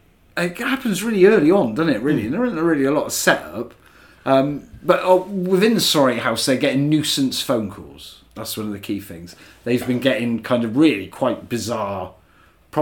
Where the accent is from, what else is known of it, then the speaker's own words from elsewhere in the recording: England, United Kingdom; I'm talking as an Englishman